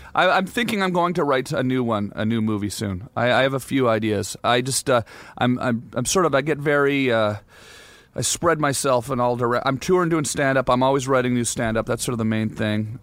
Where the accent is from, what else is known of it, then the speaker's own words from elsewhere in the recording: Canada; I'm Canadian